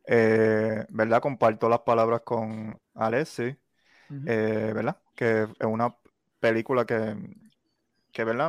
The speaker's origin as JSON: {"language": "Spanish", "country": "Puerto Rico", "said": "uno como puertorriqueño a veces quisiera hacerlo aquí en la isla"}